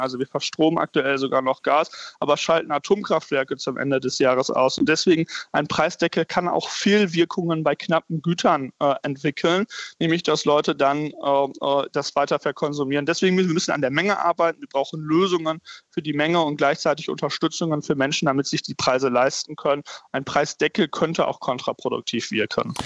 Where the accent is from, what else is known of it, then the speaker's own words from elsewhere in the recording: North Rhine-Westphalia, Germany; in meinem Heimatbundesland Nordrhein-Westfalen